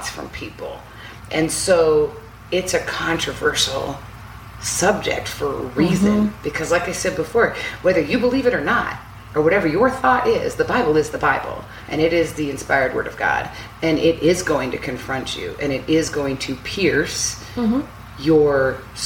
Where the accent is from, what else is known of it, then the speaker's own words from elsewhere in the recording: West Coast, United States; I grew up on the West Coast